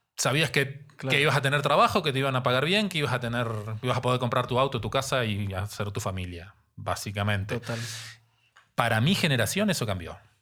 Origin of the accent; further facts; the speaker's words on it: Neuquén, Argentina; moved away as an adult; also born or lived in Santa Cruz, Argentina / La Plata, Argentina; now in Mexico City, Mexico; Yo nací en el sur de Argentina, en la Patagonia. Ok. en la provincia de Santa Cruz. Desde muy chiquito, a los cuatro años, mis papás se mudaron a otra provincia dentro de la Patagonia, Neuquén